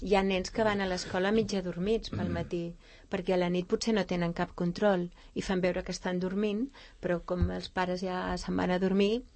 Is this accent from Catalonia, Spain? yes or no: yes; Vilanova i la Geltrú, Catalonia, Spain; now in Sant Cugat del Vallès, Spain; jo que sóc nascuda a Vilanova i la Geltrú